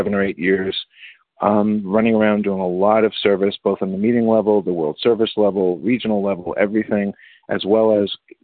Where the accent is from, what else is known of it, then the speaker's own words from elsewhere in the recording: New York City, New York, United States; I grew up in the Bronx